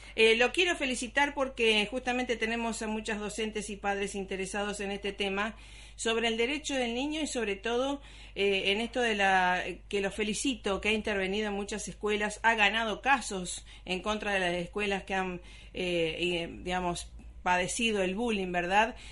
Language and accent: Spanish; Rosario, Santa Fe, Argentina; moved away; allá en Rosario, mi Rosario natal